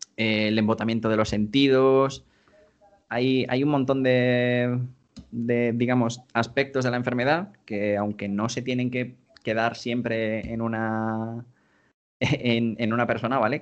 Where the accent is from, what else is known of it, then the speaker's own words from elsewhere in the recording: Spain; En España hemos sido todos mucho de Play